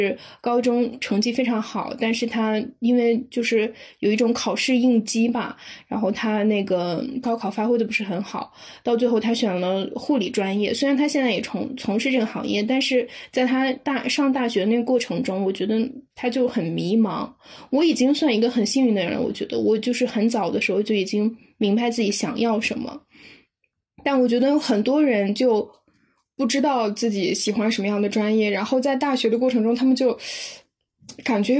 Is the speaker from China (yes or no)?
yes; Inner Mongolia, China; 我是内蒙古的。